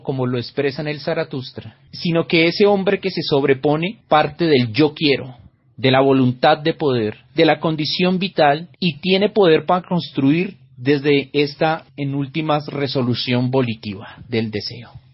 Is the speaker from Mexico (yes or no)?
no; Colombia; Soy el filósofo colombiano